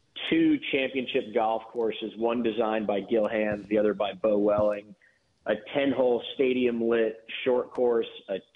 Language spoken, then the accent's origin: English; San Diego, California, United States; now in Dallas, United States; born and raised in San Diego, California, and grew up playing a par 3 course called Rancho Carlsbad.